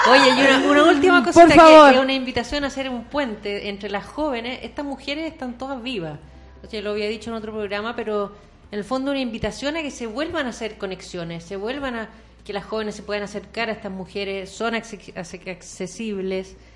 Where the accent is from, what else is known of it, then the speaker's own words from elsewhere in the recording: Chile; Somos críticos los chilenos. Somos pues.